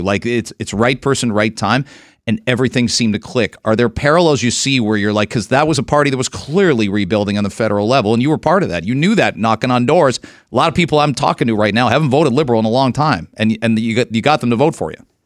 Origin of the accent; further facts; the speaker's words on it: London, Ontario, Canada; now in Toronto, Canada; I grew up in London, and London is, that's a liberal city still